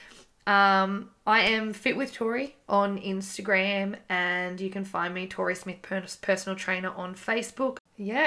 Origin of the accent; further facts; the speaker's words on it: Gold Coast, Queensland, Australia; I'm from the Gold Coast